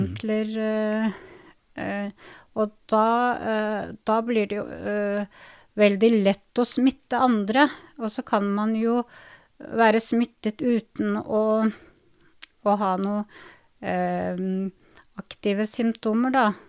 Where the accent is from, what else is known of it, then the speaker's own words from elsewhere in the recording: Drammen, Buskerud, Norway; Jeg ble født på, i 77 ja. i, i, Drammen, så jeg kaller meg for innfødt drammenser, norsktyrker